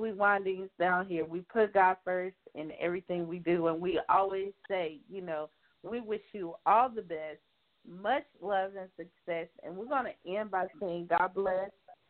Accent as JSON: {"language": "English", "region": "South Carolina", "country": "United States", "said": "I'm from South Carolina."}